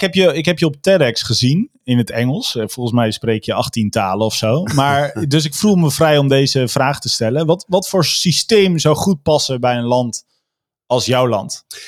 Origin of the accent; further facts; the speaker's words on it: Veluwe, Gelderland, Netherlands; ik kom van de Veluwe